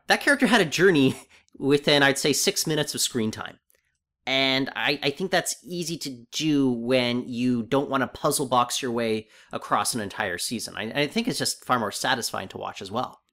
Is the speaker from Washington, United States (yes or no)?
yes; Seattle, Washington, United States; I grew up in Seattle